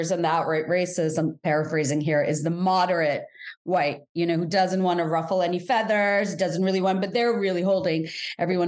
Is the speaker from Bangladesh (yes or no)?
yes; Bangladesh; also born or lived in Singapore; now in United States; I grew up in Bangladesh and I spent quite a bit of time in Singapore